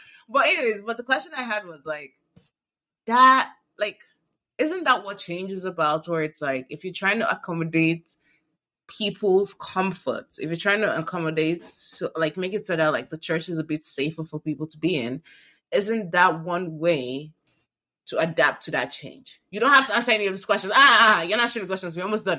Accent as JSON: {"language": "English", "country": "Nigeria", "tie": "born or raised there", "said": "I grew up in Nigeria and tattoos are sin"}